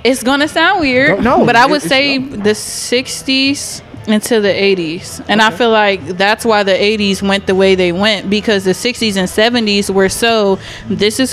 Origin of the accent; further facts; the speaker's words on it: Cleveland, Ohio, United States; I am from Cleveland, Ohio